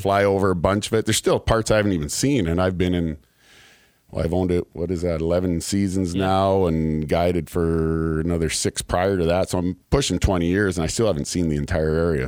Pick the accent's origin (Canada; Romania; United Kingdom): Canada; moved away as an adult; now in Kentucky, United States; I'm from Canada